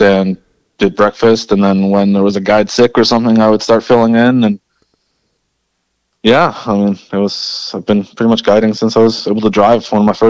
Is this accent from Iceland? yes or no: yes; Iceland; moved away; So I'm from Iceland. Born and grew up there for most of my childhood.